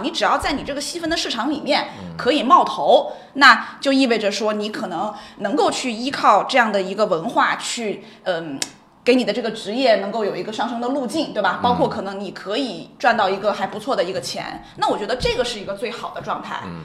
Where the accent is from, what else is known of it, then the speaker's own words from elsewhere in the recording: Shenzhen, Guangdong, China; moved away; 我其实是在深圳长大的